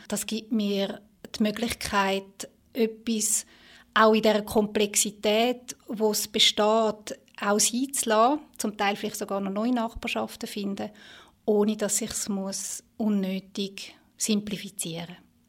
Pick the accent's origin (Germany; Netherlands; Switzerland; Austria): Switzerland; bei uns in der Schweiz